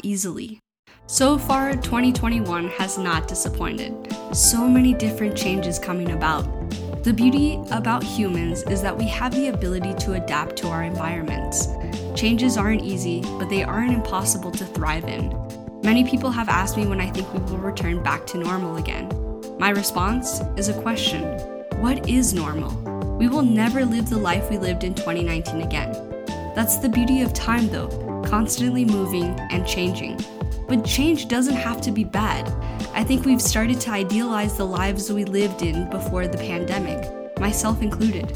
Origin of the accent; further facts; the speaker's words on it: United States; I'm an American